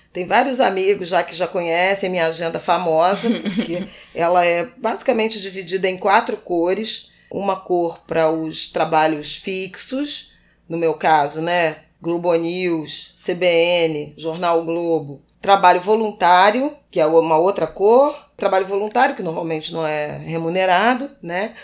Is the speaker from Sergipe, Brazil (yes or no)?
no; Rio de Janeiro, Brazil; Irajá também, o bairro onde eu cresci